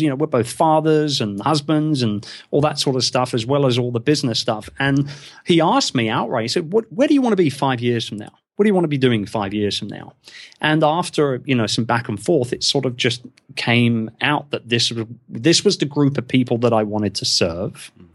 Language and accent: English; England, United Kingdom; being English in the podcasting world